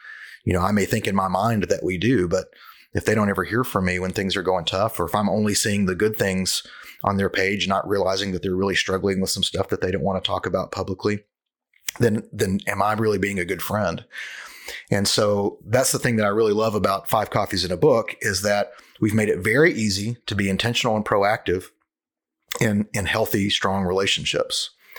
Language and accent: English; Cleveland, Ohio, United States; also born or lived in Memphis, United States; You know, I'm from Cleveland, but I live in another town. I lived in Memphis for a long time.